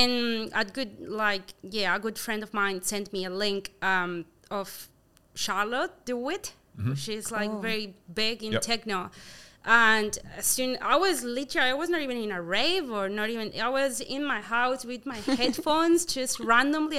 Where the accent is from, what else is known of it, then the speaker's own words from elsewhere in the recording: Córdoba, Argentina; English is a second language; moved away as an adult; also born or lived in Buenos Aires, Argentina; now in New Zealand; my parents decided to move to Cordoba, which is another city that's smaller than Argentina. And I grew up there